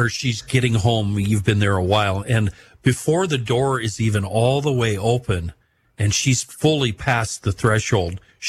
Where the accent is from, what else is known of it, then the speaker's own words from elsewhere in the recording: western Minnesota, United States; That oxcart trail went right through my hometown.